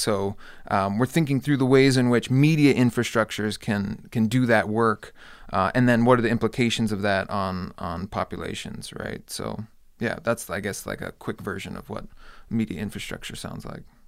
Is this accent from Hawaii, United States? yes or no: yes; Hawaii, United States; moved away as an adult; also born or lived in Clemson, South Carolina / Iowa; now in Las Vegas, United States; So I grew up in Hawaii.